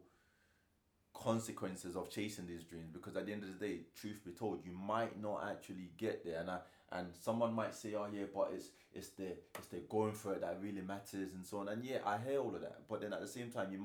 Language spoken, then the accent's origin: English; Nigeria; I'm Nigerian